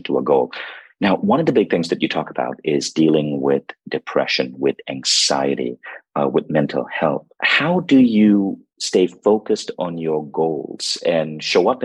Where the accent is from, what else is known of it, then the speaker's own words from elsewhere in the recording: Malaysia; I grew up in Malaysia